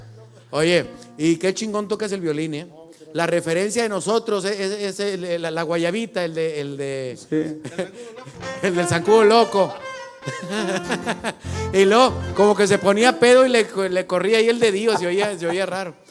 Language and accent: Spanish; Mexico; así somos los mexicanos